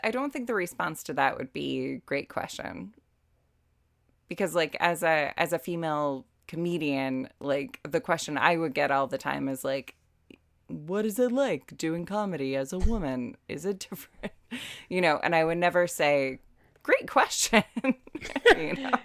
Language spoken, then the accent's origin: English; United States; moved away as an adult; now in Dublin, Ireland; I'm American